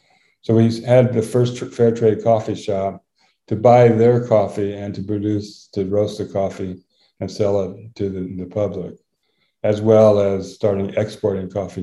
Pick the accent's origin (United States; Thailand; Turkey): Thailand; I'm a second generation missionary. So I was brought up in Thailand. I've been here over 60 years.